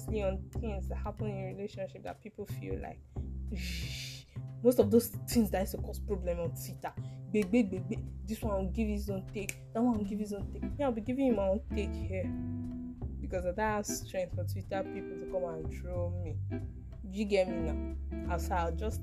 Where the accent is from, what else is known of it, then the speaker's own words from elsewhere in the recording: Ikwerre, Imo, Nigeria; I hail from Imo State, Ukwere, to be precise.